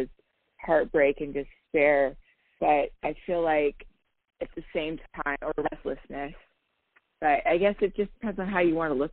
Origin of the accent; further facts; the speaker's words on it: San Diego, California, United States; moved away; I was born in San Diego, you know, so I got love for California